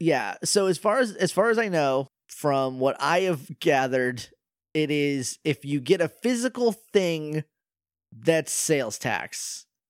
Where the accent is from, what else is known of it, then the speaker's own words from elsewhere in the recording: New Hampshire, United States; moved away; I'm from New Hampshire